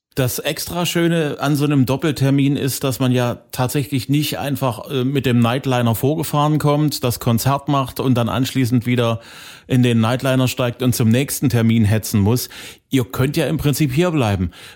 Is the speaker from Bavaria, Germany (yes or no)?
no; Saxony, Germany; hier bei uns in Sachsen